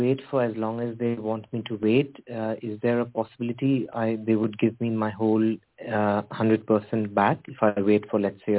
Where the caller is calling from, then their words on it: United Kingdom; I'm calling from the United Kingdom.